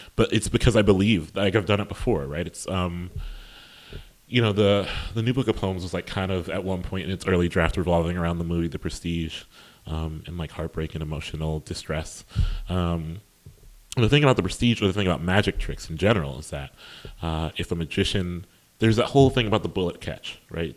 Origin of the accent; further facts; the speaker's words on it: Columbus, Ohio, United States; I'm from Columbus, Ohio, which is a really strong place for poetry.